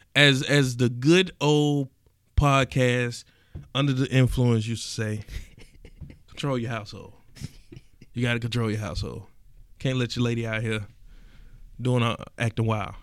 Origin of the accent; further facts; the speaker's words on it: East Point, Georgia, United States; I'm from East Point